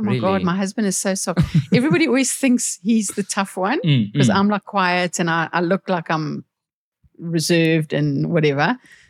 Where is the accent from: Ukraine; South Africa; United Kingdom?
South Africa; I'm from South Africa.